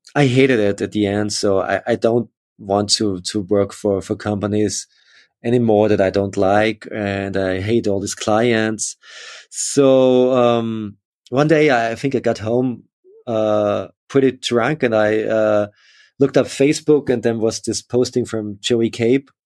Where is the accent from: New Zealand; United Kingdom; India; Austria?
Austria; Upper Austria; also born or lived in Linz; I grew up in, in, in Austria, in Upper Austria, in a, in a small village, uh, but then moved to Linz